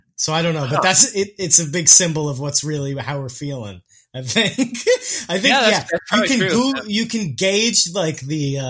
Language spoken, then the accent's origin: English; New York City, New York, United States; I am from Queens